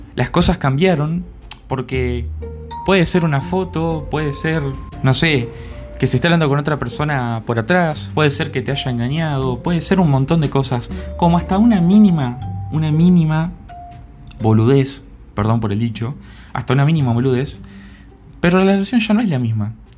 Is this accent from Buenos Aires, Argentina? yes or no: no; Entre Ríos, Argentina; bicha le decimos en Argentina o en Entre Ríos, de donde soy yo